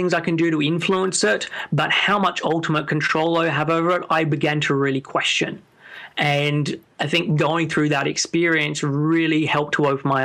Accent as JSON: {"language": "English", "town": "Sydney", "region": "New South Wales", "country": "Australia", "moved": "as an adult", "lives_now": "London, United Kingdom", "said": "I'm originally from Sydney, and I moved over to the UK when I was in 21."}